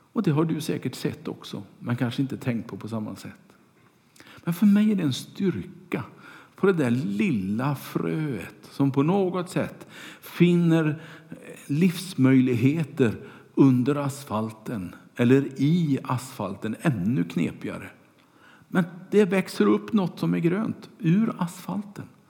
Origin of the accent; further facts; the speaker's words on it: Kungälv, Västra Götaland, Sweden; När jag var liten och cyklade omkring på gatorna hemma i Kungälv